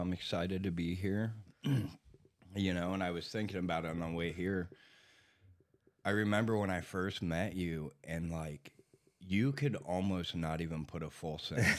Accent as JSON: {"language": "English", "region": "Texas", "country": "United States", "tie": "born there", "said": "I was born in Texas."}